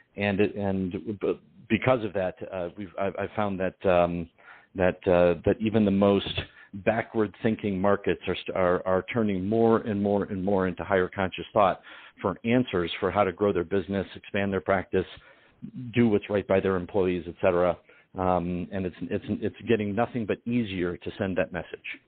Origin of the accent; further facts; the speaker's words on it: Detroit, Michigan, United States; my family's uh, uh, Sicilian Ukrainian, and I'm from Detroit